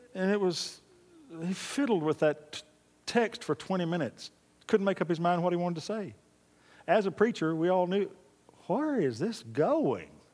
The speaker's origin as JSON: {"language": "English", "region": "Oklahoma", "country": "United States", "moved": "yes", "lives_now": "Texas, United States", "said": "God called me to Texas. I'm from Oklahoma originally"}